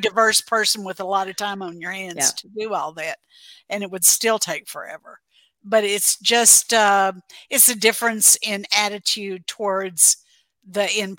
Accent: Mississippi, United States; now in Texas, United States; I'm originally from Mississippi. I grew up in the Mississippi Delta, and I've never lived anywhere but the South.

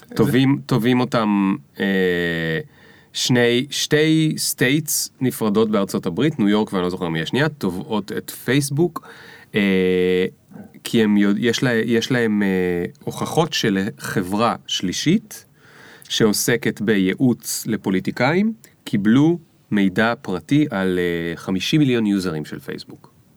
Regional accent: the Krayot, Haifa District, Israel; אני גדלתי שם

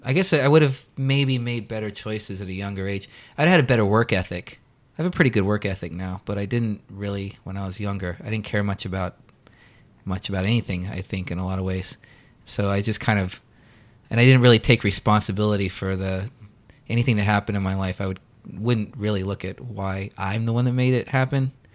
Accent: Daytona Beach, Florida, United States; also born or lived in Orlando, Florida / Los Angeles; Daytona Beach, where I pretty much grew up until I was eighteen

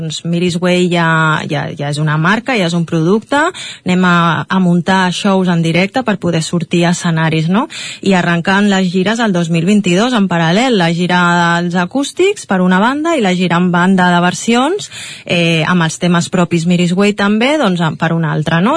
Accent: Catalonia, Spain; com a catalana i com a culer que soc

